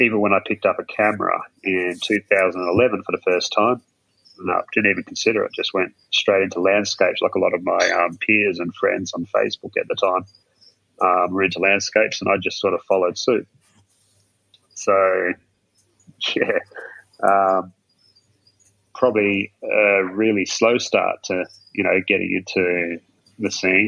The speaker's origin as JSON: {"language": "English", "region": "rural southwest Western Australia", "country": "Australia", "tie": "born or raised there", "said": "growing up in rural southwest in Western Australia"}